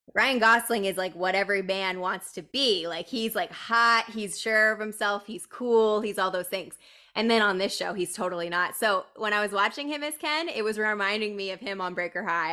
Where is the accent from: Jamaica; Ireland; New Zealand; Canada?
Canada; we're Canadian too